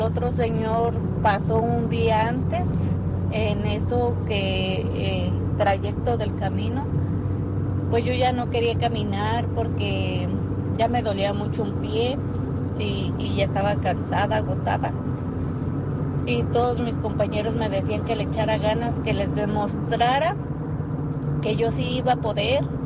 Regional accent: Mexico; moved away as an adult; como todo mexicano

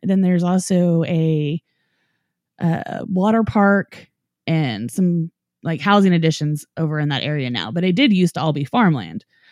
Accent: Norman, Oklahoma, United States; Dave and I both grew up in Norman, Oklahoma

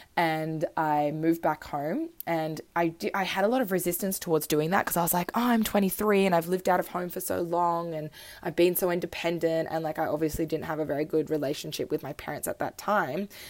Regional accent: Australia; also born or lived in Switzerland; I moved to Australia when I was three. I was born in Switzerland and love my Swiss roots.

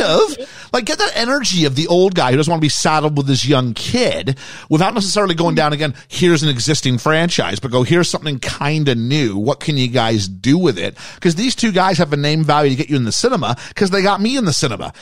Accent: Canada; we were from England, but I was from Canada

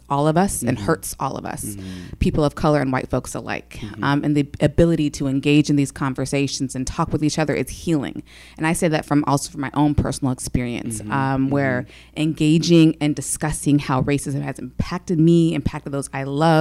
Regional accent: Federal Way, Washington, United States; also born or lived in Seattle, Washington; I'm from Seattle, Washington originally

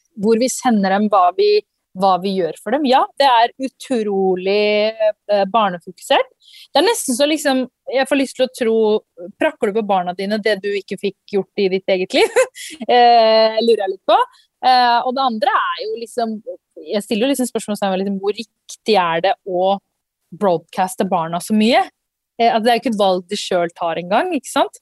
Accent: Norway; jeg vokste opp i Norge

